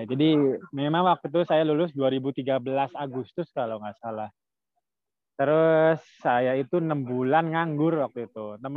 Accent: Cirebon, West Java, Indonesia; Saya kan dari Cirebon.

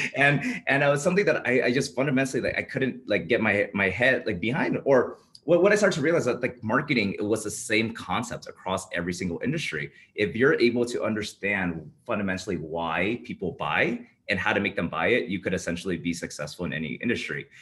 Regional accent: Bay Area, California, United States; moved away as an adult; now in Las Vegas, United States; I was born and raised in the Bay Area

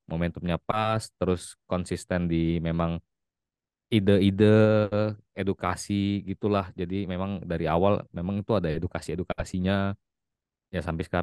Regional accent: Palembang, South Sumatra, Indonesia; now in Jakarta, Indonesia; Asli, asli orang asli, aslinya ha. dari Palembang kok.

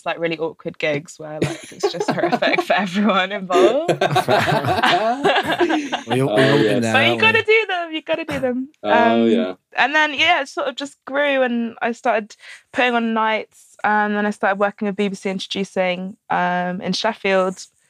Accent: Alderney, Guernsey; where I'm from, Alderney, which is like a tiny little rock. There's about 2,000 people

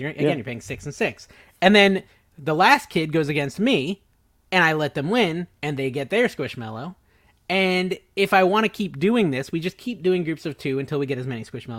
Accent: Connecticut, United States; moved away; Growing up in Connecticut

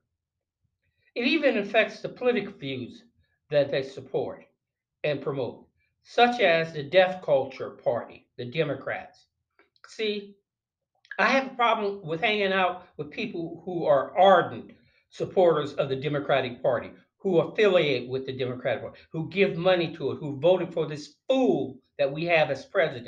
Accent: North Carolina, United States; in one of the churches that were in my hometown of North Carolina

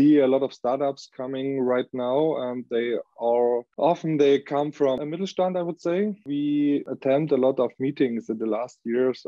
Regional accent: Leipzig, Saxony, Germany; moved away as an adult; now in Ingolstadt, Germany; we are from Leipzig in Saxony. And today, yes, since more than half a year, 1.5 years, we are in nearby Ingolstadt

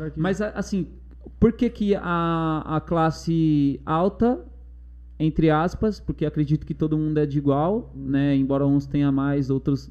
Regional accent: Mauá, São Paulo, Brazil; also born or lived in Osasco; como eu sou de Mauá, eu falei assim, eu vou morar na rua não, é, longe do, do meu pessoal

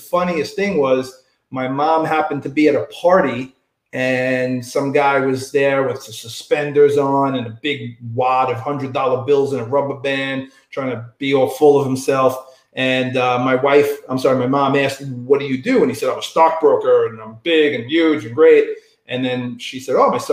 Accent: New York City, New York, United States; I grew up in Staten Island, New York

